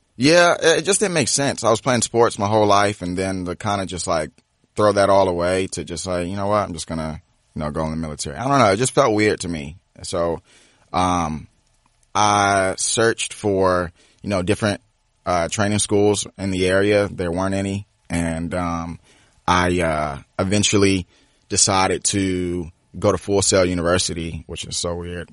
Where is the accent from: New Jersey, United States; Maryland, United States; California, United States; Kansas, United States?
Maryland, United States; Cheverly; also born or lived in Washington, D.C. / New Carrollton, Maryland / Lanham, Maryland; Grew up Cheverly, Maryland, uh, and then went back and forth from D C and, uh, New Carrollton